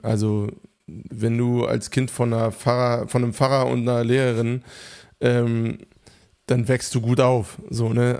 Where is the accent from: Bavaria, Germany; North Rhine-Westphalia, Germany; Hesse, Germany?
Hesse, Germany; Hofheim am Taunus; moved away; Hofheim, wo einfach Reichtum zur absoluten Tagesordnung gehörte. Also ich bin aufgewachsen im Umfeld